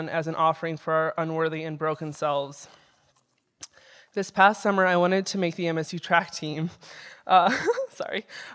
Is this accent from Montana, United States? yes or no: yes; Belgrade, Montana, United States; I grew up in Belgrade and attended Belgrade Public School for the first few years of my education.